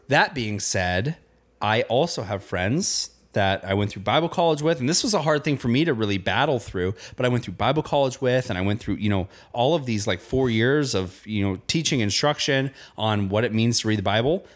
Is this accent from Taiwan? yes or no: no; Indiana, United States; I grew up in Indiana.